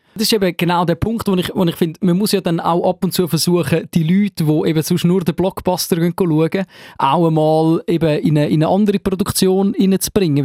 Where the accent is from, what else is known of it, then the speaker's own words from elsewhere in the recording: Zurich, Switzerland; als Zürcher, der in Zürich lebt